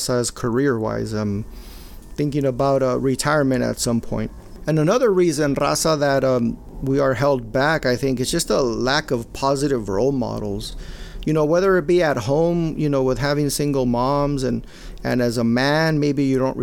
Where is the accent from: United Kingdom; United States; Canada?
United States; Maywood; when we grew up in Maywood and my brother, I told you, I come from a very Mexicano family. I'm the only Chicano in my immediate family.